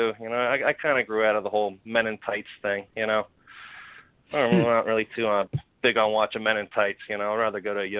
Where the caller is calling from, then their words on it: Pittsburgh, Pennsylvania, United States; Pittsburgh, Pennsylvania. The old neighborhood. Yeah, the old neighborhood of Andy Warhol.